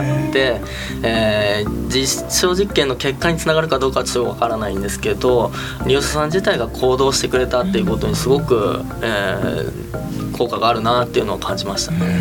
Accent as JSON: {"language": "Japanese", "town": "Fuchu", "region": "Tokyo", "country": "Japan", "tie": "born or raised there", "said": "実家は府中市なんですけども、父親の実家が山梨なんですね。"}